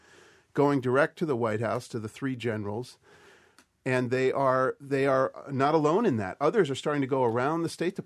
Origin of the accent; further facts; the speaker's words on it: Boston, Massachusetts, United States; I'm Boston Irish